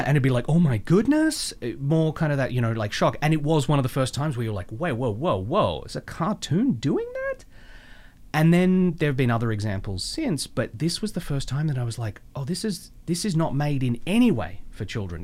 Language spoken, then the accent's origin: English; Melbourne, Victoria, Australia; moved away; I grew up in Melbourne